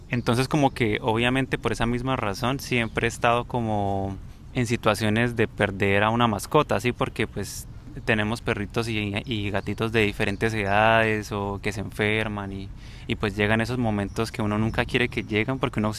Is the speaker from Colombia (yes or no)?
yes; Bucaramanga, Santander, Colombia; la ciudad de donde somos, ¿no? En Bucaramanga